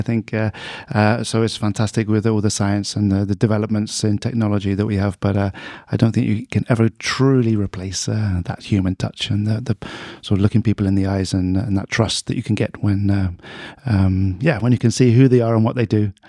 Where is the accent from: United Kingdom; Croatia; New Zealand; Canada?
United Kingdom; now in Sweden; like me, a native of the U K